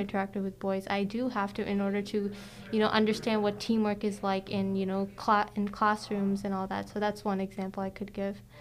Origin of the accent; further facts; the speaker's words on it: United States; My family is actually from India. I was born in the uh, U.S.